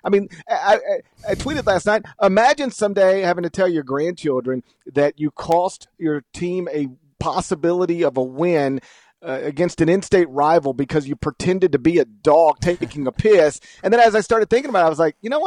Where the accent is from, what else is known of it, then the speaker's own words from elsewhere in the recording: Mississippi, United States; I grew up in Mississippi. I still live in Mississippi